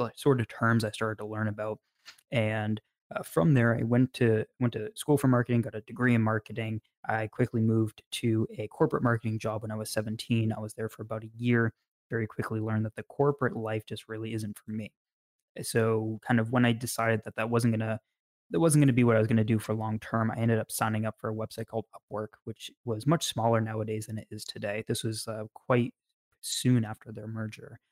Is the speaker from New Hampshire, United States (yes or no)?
yes; New Hampshire, United States; also born or lived in Massachusetts / New York; moved to New Hampshire when I was 5, and I've been here ever since